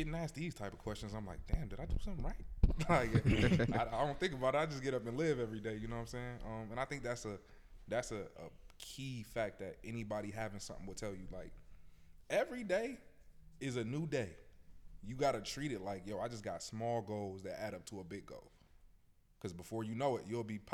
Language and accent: English; Buffalo, New York, United States; I'm from Buffalo, Buffalo Public Schools